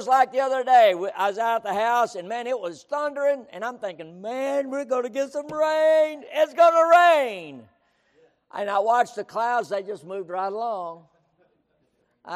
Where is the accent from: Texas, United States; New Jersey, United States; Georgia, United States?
Texas, United States; San Angelo; growing up in West Texas